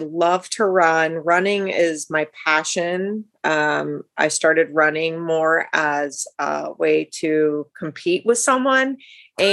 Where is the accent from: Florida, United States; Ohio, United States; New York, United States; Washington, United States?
Ohio, United States; now in Northern California, United States; I'm actually from Ohio. So I'm a Midwest girl